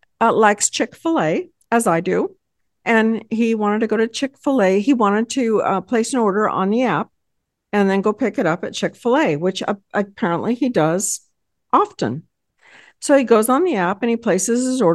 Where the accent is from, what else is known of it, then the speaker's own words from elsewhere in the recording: Texas, United States; I hail from Texas